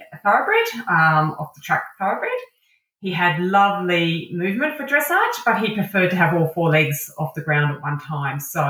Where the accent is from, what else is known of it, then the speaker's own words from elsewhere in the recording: Adelaide, South Australia, Australia; also born or lived in Dampier, Western Australia / Sydney, New South Wales; I was born up in Dampier, which is the northwest coast of Western Australia, back in the 70s, where Red Dog ruled the Pilbara region. I then moved to Sydney for early primary school, and then to Adelaide for late primary school and high school.